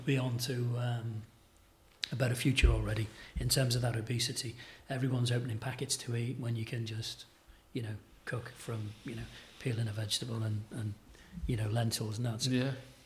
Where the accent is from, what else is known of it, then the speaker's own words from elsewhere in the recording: Merseyside, North West England, United Kingdom; moved away; I grew up in Merseyside